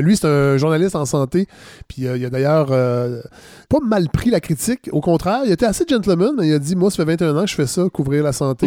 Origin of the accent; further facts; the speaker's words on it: Quebec, Canada; en tant que Québécois